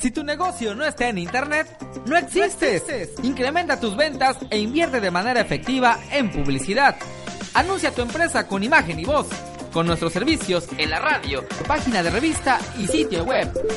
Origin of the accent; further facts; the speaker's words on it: Mexico; now in Cancún, Mexico; somos mexicanos